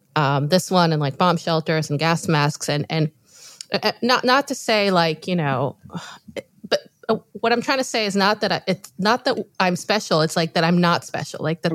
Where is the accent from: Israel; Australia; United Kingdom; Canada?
Israel; moved away; for us Israelis, like we grew up under a shadow of war.